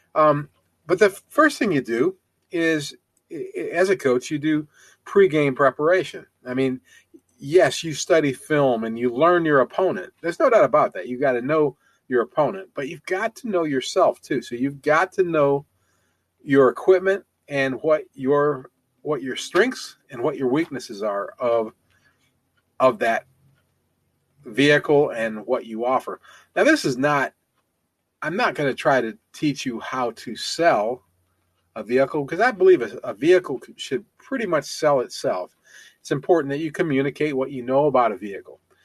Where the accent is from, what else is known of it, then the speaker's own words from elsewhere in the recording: Ohio, United States; moved away; also born or lived in Tennessee; I'm also from Ohio